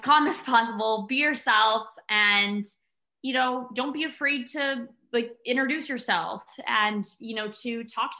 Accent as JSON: {"language": "English", "region": "Connecticut", "country": "United States", "said": "I'm from Connecticut, and when I used to commute into the city"}